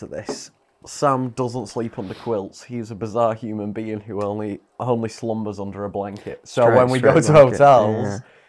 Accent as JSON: {"language": "English", "town": "Bolventor", "region": "South West England", "country": "United Kingdom", "said": "I don't speak... yeah, but we're from Bolventa."}